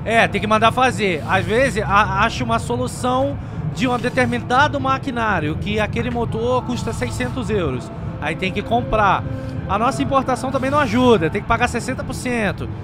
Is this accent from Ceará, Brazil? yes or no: no; Rio de Janeiro, Brazil; eu sou carioca.